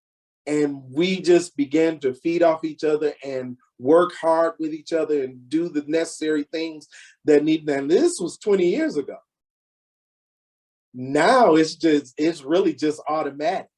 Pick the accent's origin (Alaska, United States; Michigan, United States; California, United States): Michigan, United States; Detroit; moved away as an adult; now in Round Rock, United States; I'm originally from Detroit